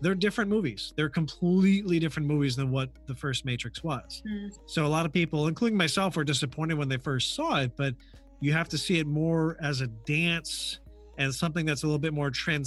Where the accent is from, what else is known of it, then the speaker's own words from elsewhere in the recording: Hudson Valley, New York, United States; moved away; I'm originally from the Hudson Valley area in New York.